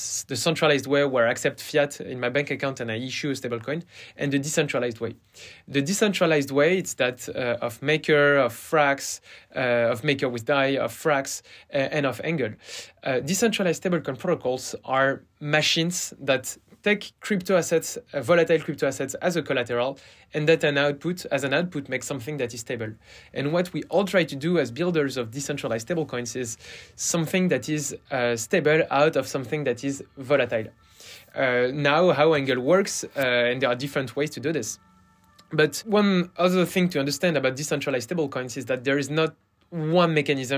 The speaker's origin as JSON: {"language": "English", "country": "France", "also_born_or_lived": "Stanford, United States", "accent": "French", "second_language": "English", "said": "So I'm French, and you will hear it from my accent."}